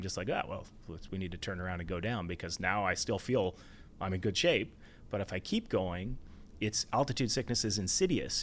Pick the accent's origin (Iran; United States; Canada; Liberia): Canada; Ontario; also born or lived in Banff; now in Vancouver, Canada; I grew up in Ontario